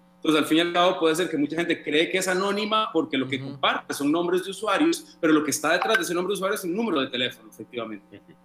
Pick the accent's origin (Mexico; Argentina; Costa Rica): Costa Rica